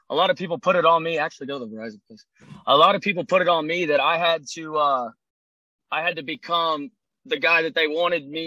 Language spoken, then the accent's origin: English; Louisiana, United States; Man, I'm a I'm originally from Louisiana, I guess. If you want to say where I spent the most time in, I guess my growing up years or whatever.